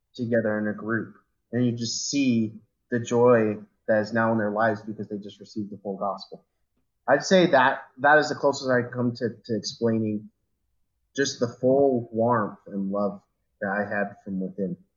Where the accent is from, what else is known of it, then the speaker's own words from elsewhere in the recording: Riverton, Utah, United States; moved away as an adult; now in Tremonton, United States; we moved away from my hometown of Riverton, which is if, if you guys don't know where that's out, it's kind of down by Sandy and Draper area in Salt Lake City.